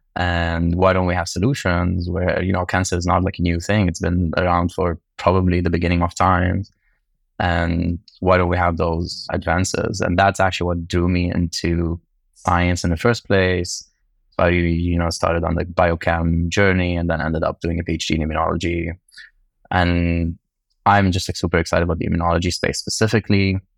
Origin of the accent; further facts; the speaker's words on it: Lebanon; moved away; I grew up in Lebanon